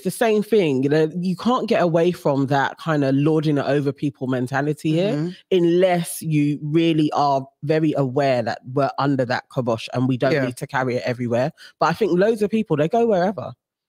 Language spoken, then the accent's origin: English; United Kingdom; we're not holding it up as British borns.